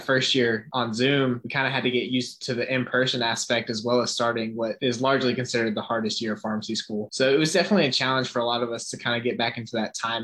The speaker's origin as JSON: {"language": "English", "town": "Cumming", "region": "Georgia", "country": "United States", "said": "I'm from Cumming, Georgia, which is just about an hour and a half from Athens"}